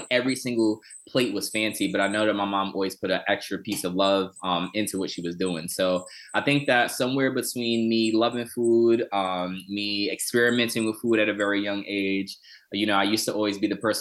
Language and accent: English; New York City, New York, United States; I grew up in Southside Jamaica, Queens, in a low income neighborhood and community